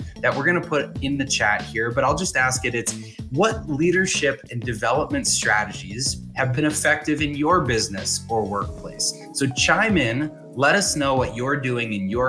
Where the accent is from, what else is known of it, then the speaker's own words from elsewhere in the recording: Boston, Massachusetts, United States; I grew up in the Boston area